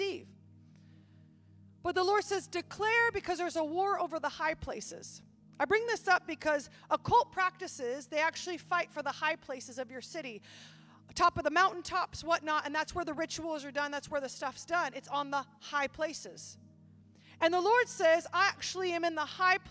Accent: Oregon, United States; moved away; I grew up in Oregon

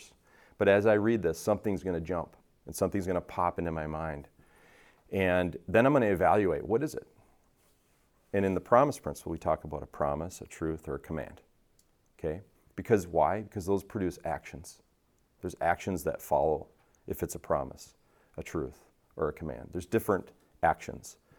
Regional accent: Richfield, United States; I grew up in Richfield. My mom still lives in the same house

